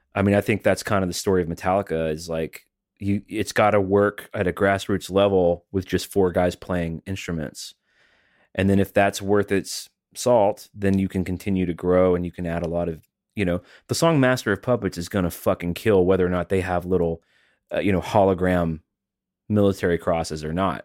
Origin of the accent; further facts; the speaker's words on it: Alabama, United States; now in Tennessee, United States; I'm from Alabama. I live in Tennessee